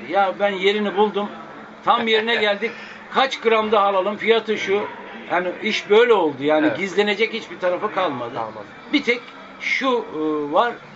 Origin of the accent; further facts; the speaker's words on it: Akşehir, Konya, Turkey; now in Istanbul, Turkey; ben Akşehirliyim.